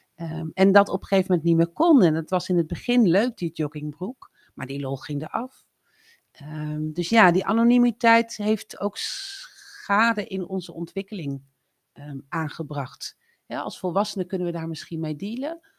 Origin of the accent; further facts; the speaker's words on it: Drenthe, Netherlands; moved away as an adult; also born or lived in Breda; opgegroeid in Drenthe, op het platteland, op mijn 18e verhuisd naar Breda